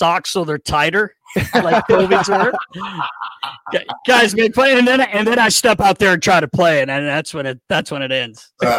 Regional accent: North Carolina, United States; I grew up in North Carolina

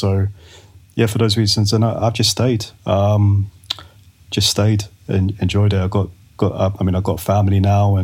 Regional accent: London, United Kingdom; moved away as an adult; now in Los Angeles, United States; I'm from Northwest London. So I grew up in a little place called Rainers Lane. I grew up in Willesden. So around, Harrow and Brent is where I grew up, and where I was until about 23, 24.

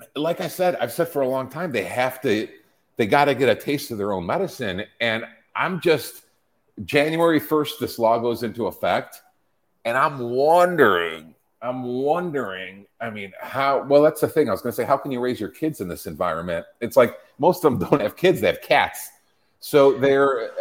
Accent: Chicago, Illinois, United States; moved away; my hometown, my former hometown

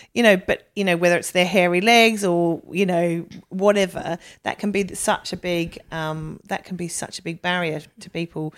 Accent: Australia; I was a big chunky girl growing up. And in Australia

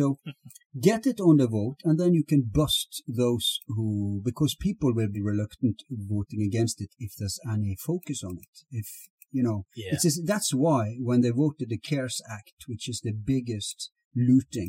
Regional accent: Norway; Here in Norway

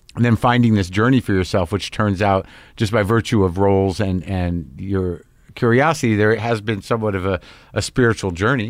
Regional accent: New Mexico, United States; moved away; I grew up in New Mexico.

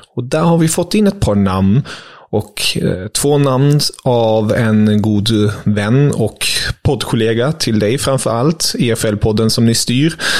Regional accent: Germany; now in Sweden; Jag är ju som bekant tysk

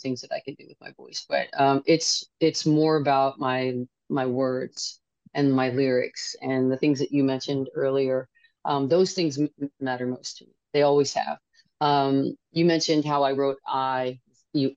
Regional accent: Los Angeles, California, United States; I'm from Los Angeles

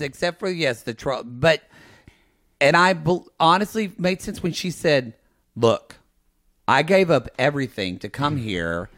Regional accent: Oklahoma, United States; moved away; I'm from Oklahoma

